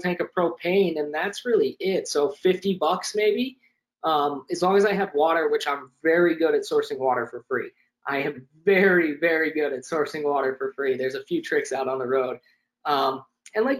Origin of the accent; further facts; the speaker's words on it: Florida, United States; also born or lived in Sarasota / New York area; I grew up in Florida.